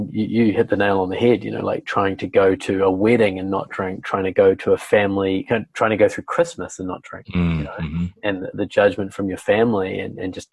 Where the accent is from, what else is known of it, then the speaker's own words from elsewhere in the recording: New Zealand; I'm from New Zealand, so we have a lot of good wine down here. So I was brought up drinking wine